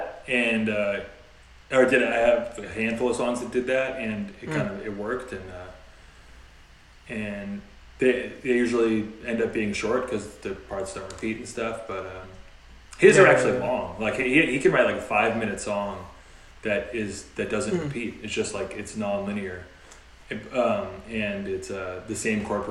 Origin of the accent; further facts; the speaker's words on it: Torrance, California, United States; we're from Torrance